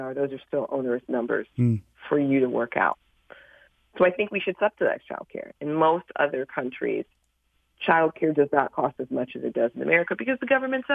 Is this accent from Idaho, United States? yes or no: no; Chicago, Illinois, United States; I'm from Chicago